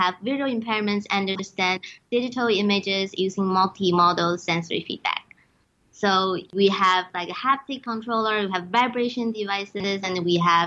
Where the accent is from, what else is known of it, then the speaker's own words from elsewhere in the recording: China; moved away; I'm from China